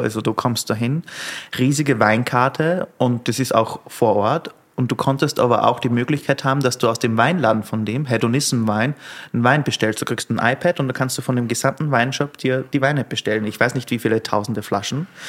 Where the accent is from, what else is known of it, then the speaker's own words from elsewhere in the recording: Austria; also born or lived in London; now in Berlin, Germany; bei uns in Österreich